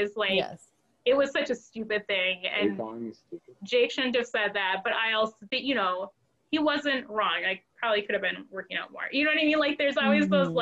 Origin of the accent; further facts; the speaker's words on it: northern Wisconsin, United States; also born or lived in Central America / Duluth, Minnesota; I'm adopted from Central America, but I grew up in Wisconsin, northern Wisconsin, in an all-white family